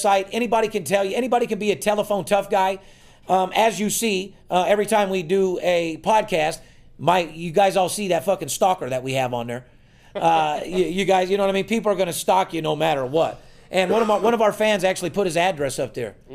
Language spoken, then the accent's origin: English; Las Vegas, Nevada, United States; I'm born and raised in Las Vegas